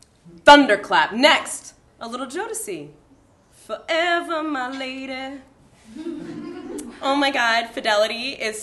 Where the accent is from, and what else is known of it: Baltimore, Maryland, United States